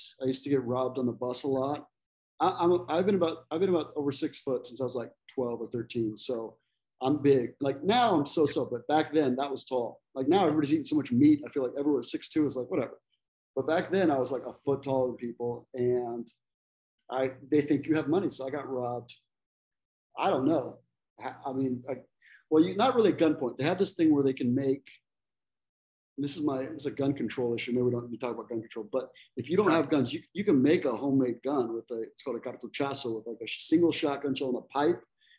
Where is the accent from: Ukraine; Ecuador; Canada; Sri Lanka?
Ecuador; moved away as an adult; also born or lived in El Salvador / Costa Rica; now in United States; Well, I grew up in Ecuador mostly. Ecuador, Salvador, and Costa Rica, but majority was in Ecuador. And then I moved to the States to come to go to college, and I was, you know, I was 18 or whatever.